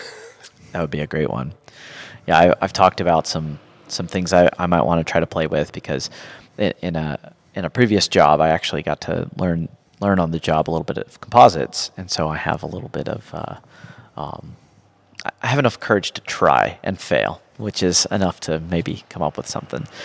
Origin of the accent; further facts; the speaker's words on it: Georgia, United States; also born or lived in Ohio; I grew up in Georgia and I still live in Georgia